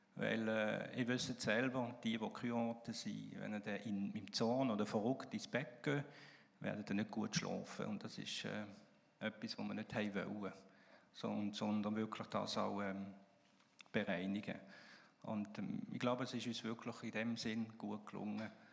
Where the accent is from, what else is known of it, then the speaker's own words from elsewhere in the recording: Alsace, Grand Est, France; Ich bin übrigens im Elsass aufgewachsen